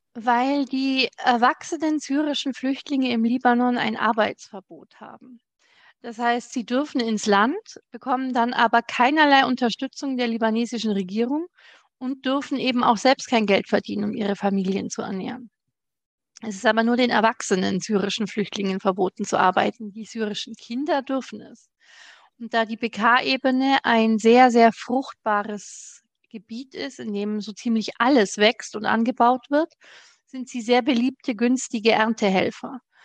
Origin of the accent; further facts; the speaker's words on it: Germany; bei uns in Deutschland